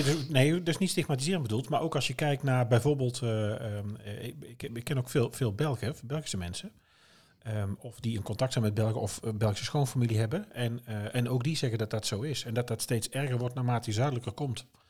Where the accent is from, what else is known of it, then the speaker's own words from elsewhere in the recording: Oosterhout, North Brabant, Netherlands; accent: Brabant; also born or lived in Hulten; Geboren en getogen in Oosterhout